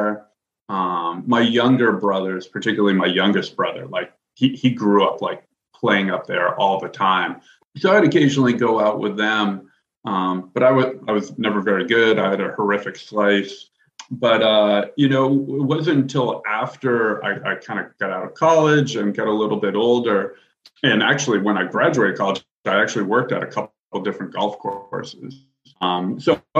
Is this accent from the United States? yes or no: yes; Walpole, New Hampshire, United States; I grew up here in Walpole, about like 2 miles maybe away from Hooper